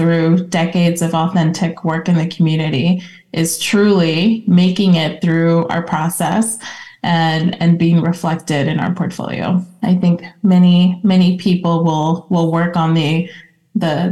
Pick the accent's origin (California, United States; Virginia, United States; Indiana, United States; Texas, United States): California, United States; Los Angeles; also born or lived in Mexico; I was born in Mexico, raised in Los Angeles